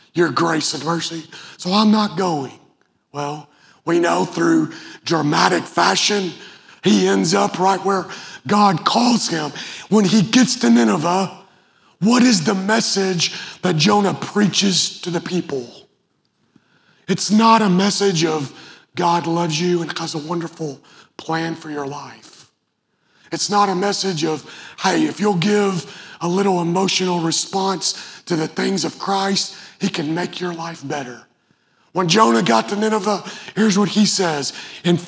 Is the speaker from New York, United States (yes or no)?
no; Western Kentucky, United States; I grew up in Western Kentucky.